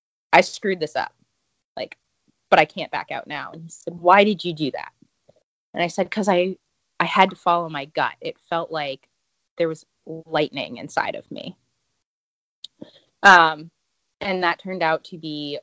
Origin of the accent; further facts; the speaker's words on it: Northeast, United States; moved away as an adult; also born or lived in the South; I'm from the Northeast.